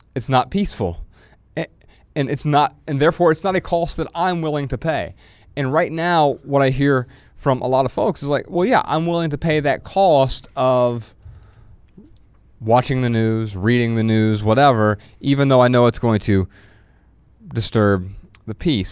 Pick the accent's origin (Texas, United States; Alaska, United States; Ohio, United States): Ohio, United States; Dayton; Dayton Business Journal just basically gives you news, business news about my hometown